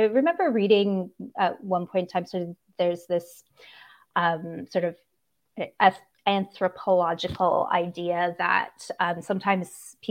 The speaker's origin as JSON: {"language": "English", "town": "Kingston", "region": "Ontario", "country": "Canada", "tie": "born or raised there", "also_born_or_lived": "Bermuda", "lives_now": "Los Angeles, United States", "said": "I grew up near the water. I grew up partially in Bermuda. My dad was in the Canadian military, and so we were stationed in Bermuda for a while. I also grew up on the shores of Lake Ontario in a town called Kingston"}